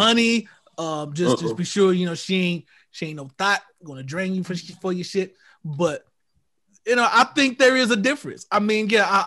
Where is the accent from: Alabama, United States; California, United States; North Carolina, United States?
North Carolina, United States; we're all born and raised in North Carolina